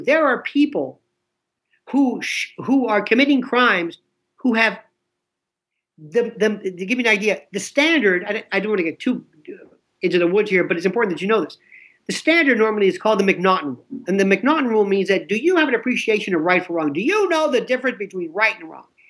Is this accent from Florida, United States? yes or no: yes; Florida, United States; I'm from Florida, not Florida, Florida